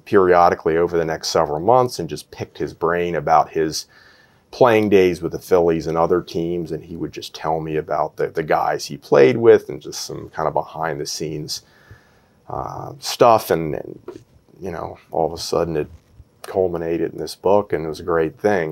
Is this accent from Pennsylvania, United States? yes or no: yes; Philadelphia, Pennsylvania, United States; I'm a, a, Philadelphian